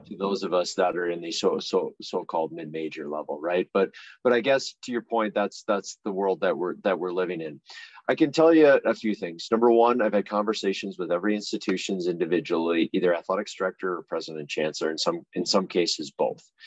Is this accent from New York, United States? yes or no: no; Litchfield, Minnesota, United States; I grew up in a small town called Litchfield, Minnesota, uh, about 60 miles west of Minneapolis, St. Paul area, rural farming community